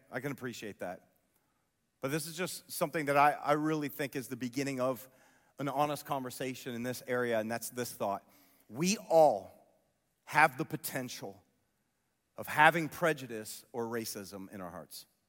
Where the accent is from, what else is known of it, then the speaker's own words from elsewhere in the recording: Columbus, Ohio, United States; I grew up near Whitehall in Columbus